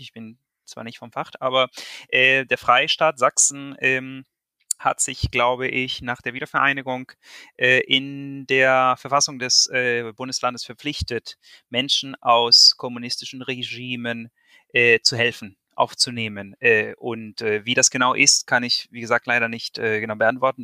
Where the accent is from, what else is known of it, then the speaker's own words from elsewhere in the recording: Venezuela; now in Germany; wir Venezolaner